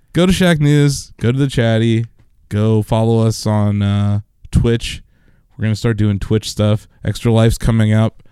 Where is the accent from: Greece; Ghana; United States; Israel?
United States; Canton; we grew up here in Canton.